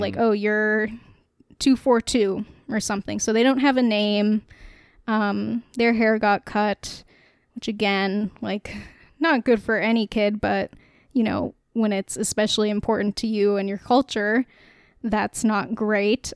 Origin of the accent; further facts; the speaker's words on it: Canada; we are a Canadian podcast